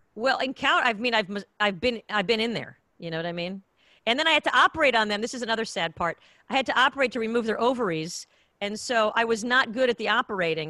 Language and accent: English; Israel; also born or lived in United States; now in Los Angeles, United States; back in the day when I was growing up in Israel